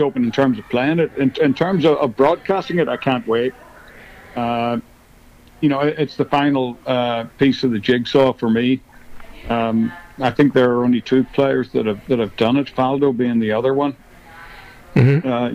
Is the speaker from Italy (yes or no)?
no; Northern Ireland, United Kingdom; growing up in Northern Ireland in the in the 60s and 70s